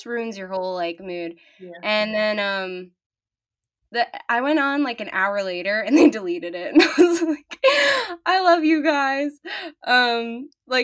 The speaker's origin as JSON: {"language": "English", "area": "Long Island", "region": "New York", "country": "United States", "said": "I'm 17 and I'm from Long Island"}